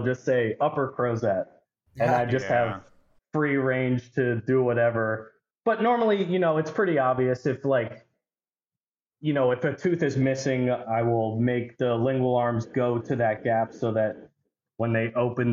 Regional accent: Perkasie, Pennsylvania, United States; I'm from Perkasie, Pennsylvania

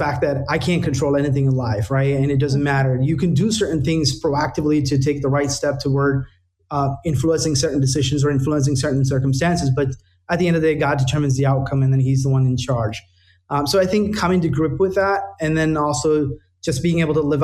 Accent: India; now in United States; I was born and raised in India

